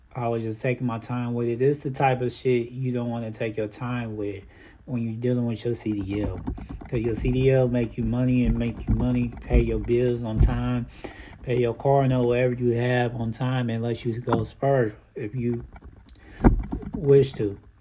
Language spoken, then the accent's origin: English; Indiana, United States; I'm from Indiana